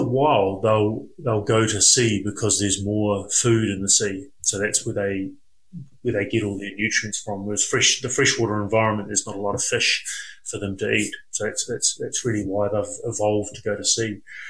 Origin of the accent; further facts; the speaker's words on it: Chatham Islands, New Zealand; I was brought up on Rikuhu, so Chatham Islands, a small island, pretty much in the middle of the Pacific Ocean, actually, between New Zealand and Chile. And I was brought up there for the first 20 years of my life.